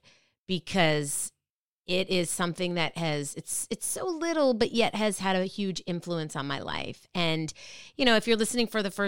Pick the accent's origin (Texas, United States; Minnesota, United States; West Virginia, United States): Minnesota, United States; Minnetonka; moved away as an adult; now in East Coast, United States; I grew up in the Midwest. I grew up in Minnetonka, Minnesota, a suburb of Minneapolis